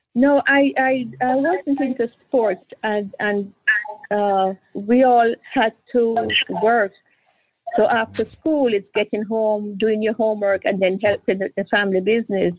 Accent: Kingston, Jamaica; moved away as an adult; now in Miami, United States; I'm I'm Jamaican

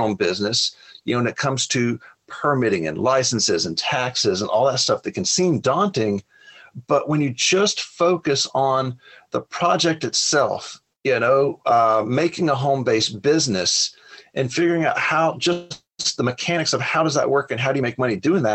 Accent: Alabama, United States; I grew up in Alabama, poor as dirt.

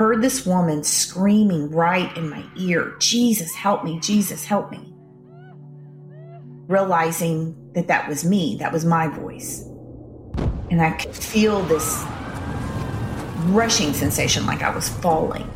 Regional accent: Shreveport, Louisiana, United States; I grew up in Shreveport, Louisiana

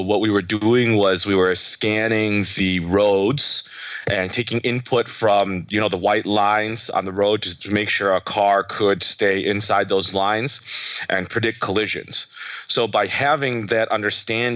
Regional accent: United States; I'm Chinese American

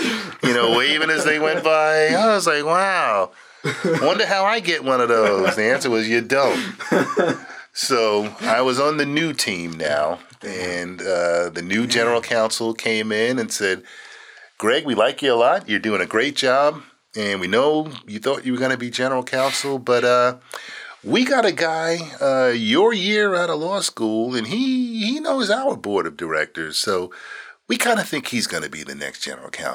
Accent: Phoenix, Arizona, United States; moved away; I was from Phoenix

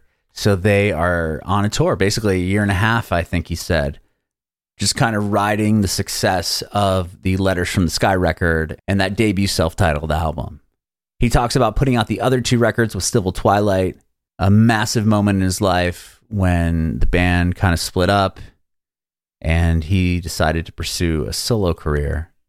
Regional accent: San Diego, California, United States; now in Nashville, United States; I'm originally from San Diego, from there to Nashville.

